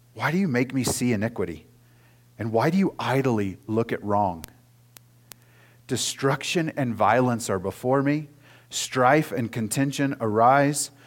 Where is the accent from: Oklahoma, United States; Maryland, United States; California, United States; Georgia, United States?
Oklahoma, United States; moved away; I grew up in Oklahoma